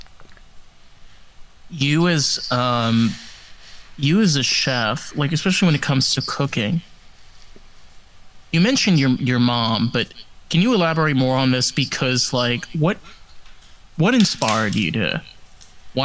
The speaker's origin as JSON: {"language": "English", "area": "Rockland County", "region": "New York", "country": "United States", "tie": "born or raised there", "moved": "yes", "lives_now": "Florida, United States", "said": "I grew up in Rockland County"}